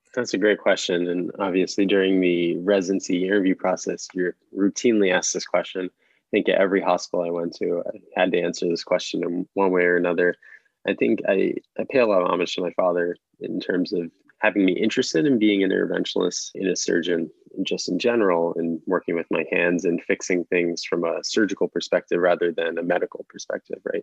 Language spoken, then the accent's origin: English; Philadelphia, Pennsylvania, United States; now in New York, United States; I'm originally from Philadelphia, but my family is from New York